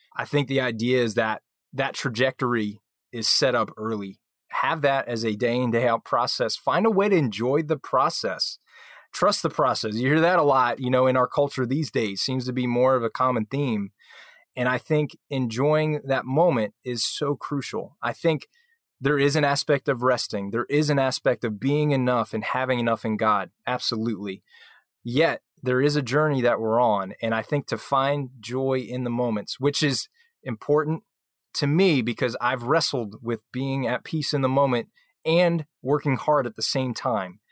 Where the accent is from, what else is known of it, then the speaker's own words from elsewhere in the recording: right outside of Philly, New Jersey, United States; I grew up in New Jersey, so right outside of Philly